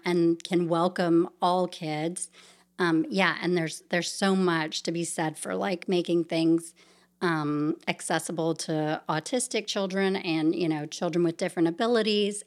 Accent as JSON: {"language": "English", "town": "Savannah", "region": "Georgia", "country": "United States", "tie": "born or raised there", "also_born_or_lived": "New York City", "moved": "as an adult", "said": "I grew up in Savannah, Georgia, born and raised there."}